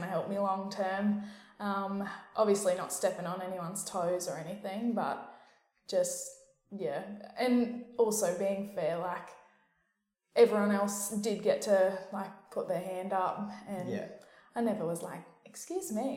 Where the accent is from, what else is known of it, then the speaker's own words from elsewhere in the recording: Hervey Bay, Queensland, Australia; I grew up in Harvey Bay